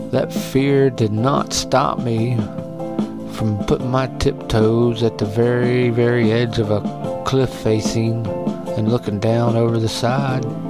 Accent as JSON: {"language": "English", "region": "West Virginia", "country": "United States", "tie": "born or raised there", "said": "I can go back to West Virginia"}